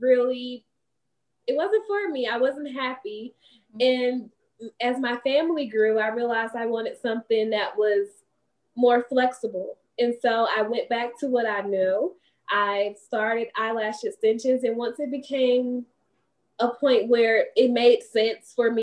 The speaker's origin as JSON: {"language": "English", "town": "East St. Louis", "region": "Illinois", "country": "United States", "moved": "as an adult", "lives_now": "Huntsville, United States", "said": "I am originally from East St. Louis, Illinois. I came to Huntsville in 2009."}